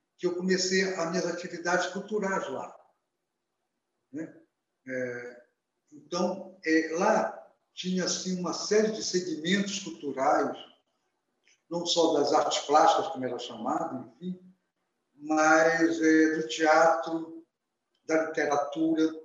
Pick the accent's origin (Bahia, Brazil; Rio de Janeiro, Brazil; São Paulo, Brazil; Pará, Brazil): Pará, Brazil; Belém; also born or lived in Vigia de Nazaré; eu nasci em Belém, mas a, o meu pai é uma família que nasceu na, no Nordeste paraense, é, na zona do Salgado, na cidade chamada Vigia de Nazaré, onde a minha também adolesc infância, adolescência